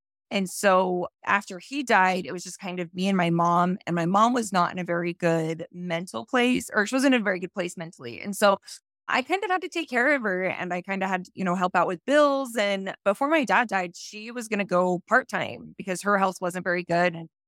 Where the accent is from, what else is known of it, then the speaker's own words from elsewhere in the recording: St. George, Utah, United States; So growing up in St. George, I was a very, very conservative, religious, LDS standard household.